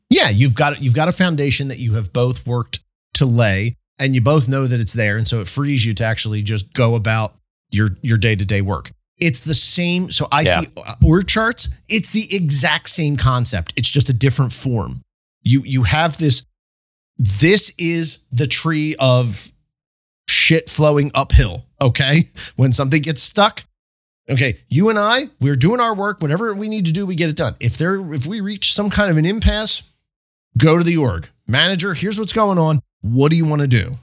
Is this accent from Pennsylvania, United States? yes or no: yes; State College, Pennsylvania, United States; my hometown, State College here